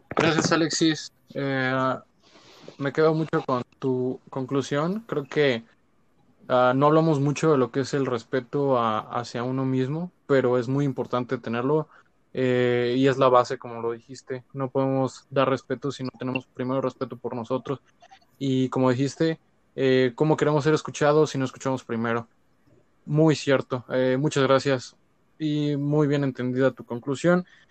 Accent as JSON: {"language": "Spanish", "country": "Mexico", "said": "somos mexicanos y que nos gusta ser mexicanos"}